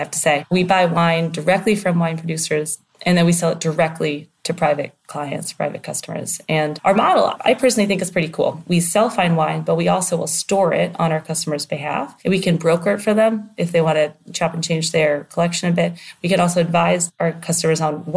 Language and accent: English; Pennsylvania outside of Philly, United States; moved away as an adult; also born or lived in Princeton, New Jersey; now in London, United Kingdom; I grew up on an organic farm in Pennsylvania outside of Philly.